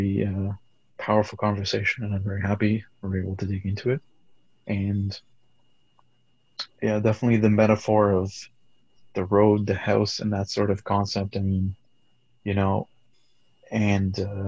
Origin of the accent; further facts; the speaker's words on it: Canada; I grew up multicultural being in Canada